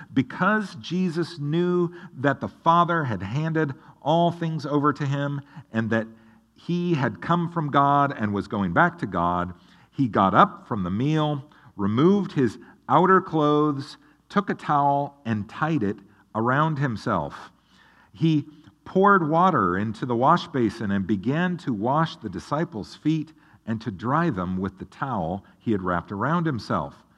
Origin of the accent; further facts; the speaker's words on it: Oregon, United States; moved away as an adult; now in Tennessee, United States; I grew up in the state of Oregon